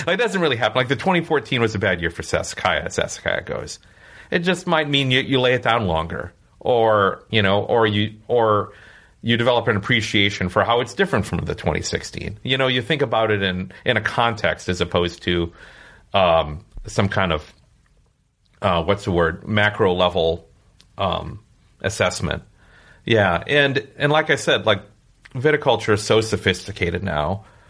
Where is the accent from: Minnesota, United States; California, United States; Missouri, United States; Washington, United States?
Minnesota, United States; growing up in Minnesota